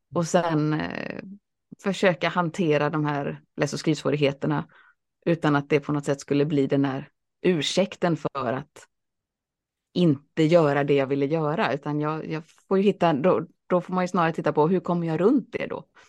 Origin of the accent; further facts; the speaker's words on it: Alingsås, Västra Götaland, Sweden; also born or lived in Boston; Jag växte upp i Alingsås